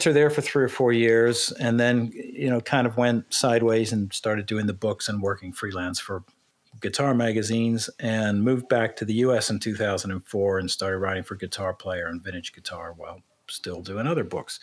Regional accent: Cincinnati, Ohio, United States; moved away as an adult; also born or lived in London; I grew up in Cincinnati

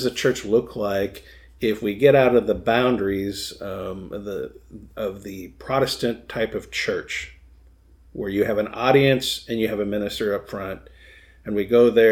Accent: Michigan, United States; fellow Michigander

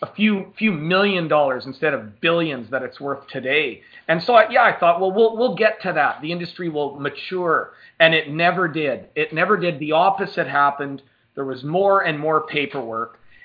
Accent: Canada; So being Canadian

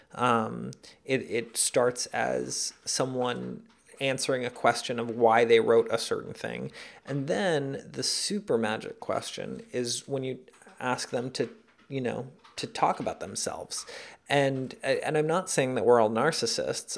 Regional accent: New York City, New York, United States; also born or lived in Caracas, Venezuela; I grew up in New York.

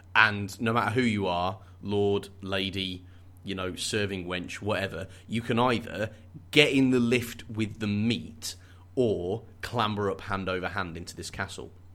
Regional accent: United Kingdom; as a Brit

